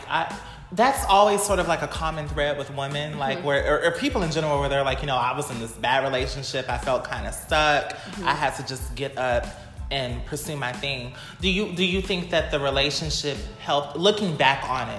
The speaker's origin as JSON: {"language": "English", "town": "Pasadena", "region": "California", "country": "United States", "said": "we are from Pasadena. We from Dina, we from Alcedina, Pasadena"}